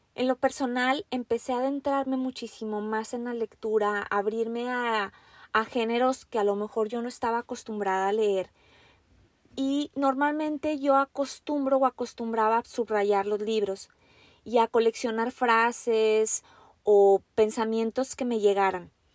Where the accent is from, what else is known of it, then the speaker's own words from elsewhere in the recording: Mexico; now in Washington, United States; yo soy una mujer mexicana. Actualmente me encuentro viviendo en los Estados Unidos, muy, muy al norte en el estado de Washington